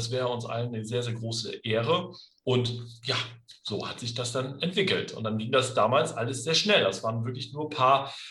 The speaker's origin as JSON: {"language": "German", "town": "Oldenburg", "region": "Lower Saxony", "country": "Germany", "tie": "born or raised there", "lives_now": "Bad Oeynhausen, Germany", "said": "Geboren bin ich in Oldenburg, also bin ein Nordkind habe da auch lange Zeit gelebt"}